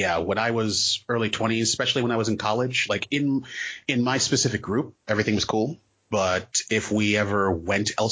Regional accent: U.S. Virgin Islands; moved away as an adult; also born or lived in Maryland, United States; now in New England, United States; I am originally from the United States, Virgin Islands. Okay, I was born on St. Thomas. And so, yeah, when I moved there, I was born there, lived in Maryland for like 10 years, moved back for my teenage years, and then came up to New England for college.

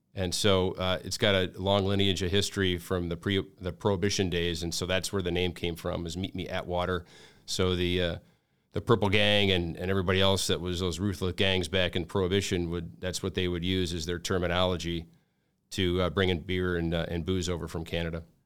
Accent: Detroit, Michigan, United States; moved away as an adult; also born or lived in Grosse Pointe, Michigan / Southern California; born and raised in Detroit first, uh, then I spent some time in Grosse Pointe, went to high school at, uh, Grosse Pointe North

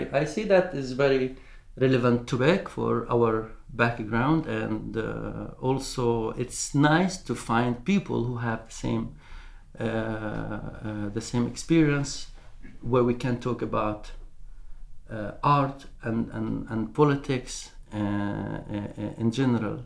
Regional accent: Palestine; now in Norway; I'm a Palestinian artist based

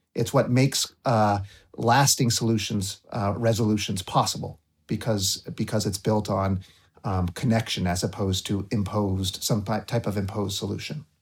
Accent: Waterbury Center, Vermont, United States; I was growing up in Waterbury Center

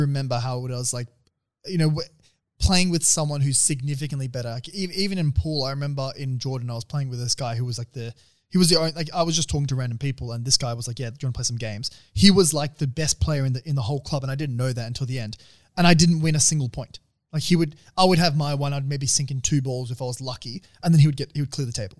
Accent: Australia; coming as an Aussie

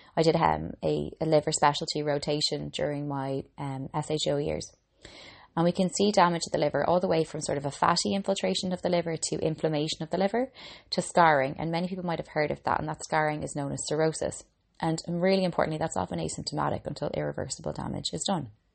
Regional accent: Ireland; now in Dublin, Ireland; I'm an Irish girl

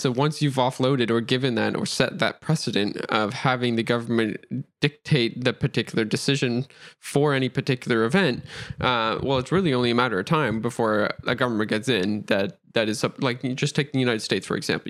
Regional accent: Nova Scotia, Canada; I'm from Nova Scotia, Canada

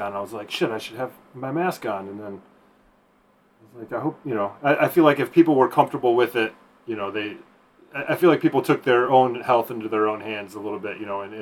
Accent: Michigan, United States; moved away; I'm from Michigan originally.

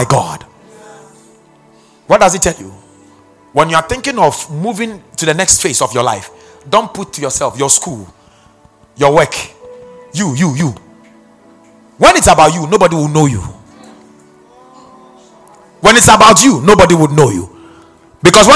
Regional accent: Ghana; I'm from Ghana.

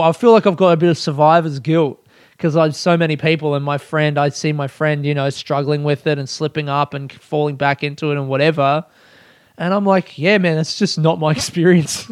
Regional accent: Australia; as an Australian

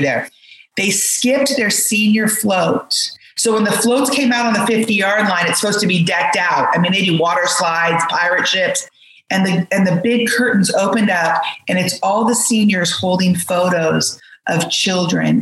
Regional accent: United States; I'm from America

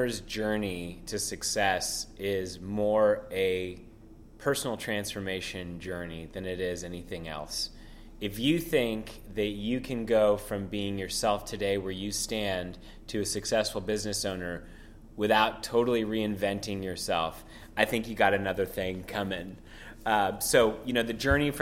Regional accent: San Francisco, California, United States; first language French; English is a second language; I grew up in San Francisco

